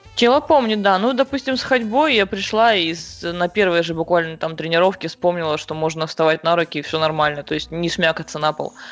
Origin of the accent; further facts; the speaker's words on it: Krasnoyarsk, Krasnoyarsk Krai, Russia; я из Красноярска, здесь родилась и здесь же, собственно, живу